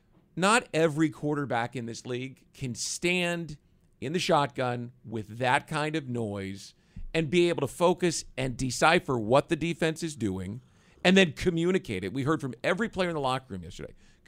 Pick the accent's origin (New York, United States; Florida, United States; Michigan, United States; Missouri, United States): Missouri, United States; Kansas City; I grew up in Kansas City